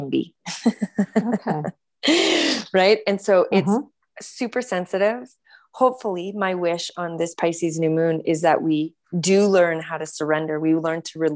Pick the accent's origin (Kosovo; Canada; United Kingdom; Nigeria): Canada; also born or lived in California; now in United States; for myself as a Canadian, when I moved down to the US